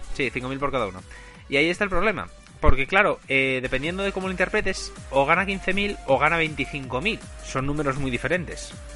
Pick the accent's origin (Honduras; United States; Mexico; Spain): Spain; como español